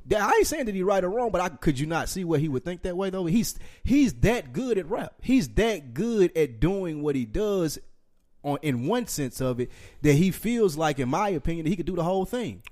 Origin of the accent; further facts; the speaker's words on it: Nashville, Tennessee, United States; I'm from Nashville